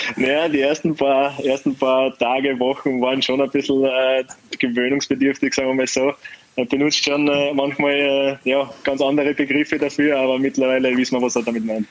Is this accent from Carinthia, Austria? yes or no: yes; Carinthia, Austria; also born or lived in Netherlands; now in Wolfsburg, Germany; als Österreicher